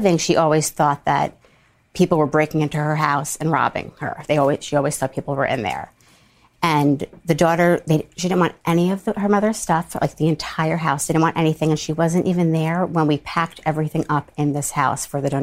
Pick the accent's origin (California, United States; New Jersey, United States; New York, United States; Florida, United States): New York, United States; New York City; I'm from Rockaway in Queens